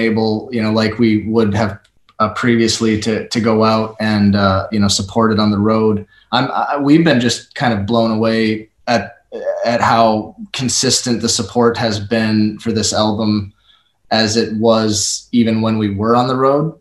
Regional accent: Minnesota, United States; I'm from Minnesota

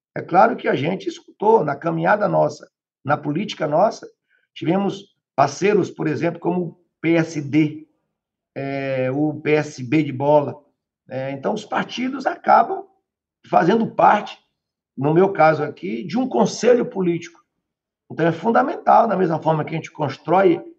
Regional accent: Bahia, Brazil; now in Salvador, Brazil; Salvador, para onde eu nasci, está em torno de quase 400 quilômetros. Eu tive que sair de lá para vir estudar em Salvador

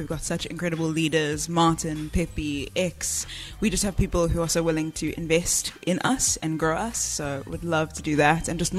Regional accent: Johannesburg, Gauteng, South Africa; I'm from Joburg.

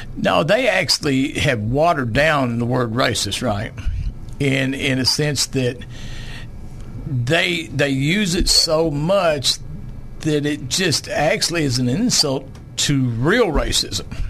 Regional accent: Longmont County, Arkansas, United States; I'm old farm boy. I was raised down in Longmont County on a farm, eight miles down a dirt road

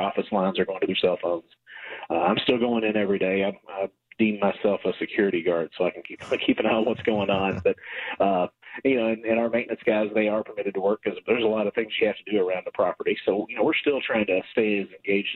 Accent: Kentucky, United States; when I was a kid growing up in Kentucky

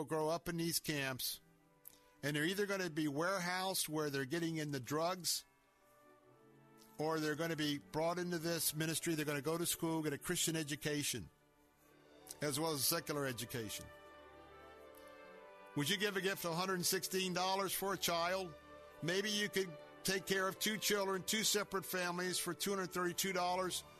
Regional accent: Tampa, Florida, United States; was born and raised right here in Tampa, Florida

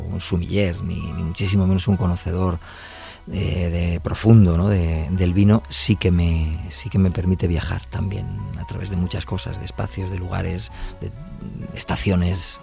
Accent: La Rioja, Spain; soy riojano

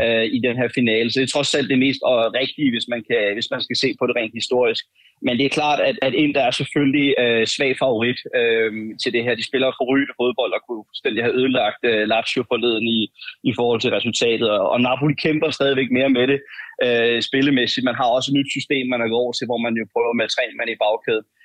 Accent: Denmark; jeg er fra Danmark

